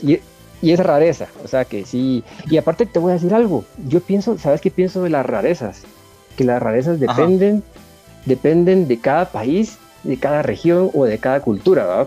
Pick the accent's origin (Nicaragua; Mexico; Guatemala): Guatemala; en mi país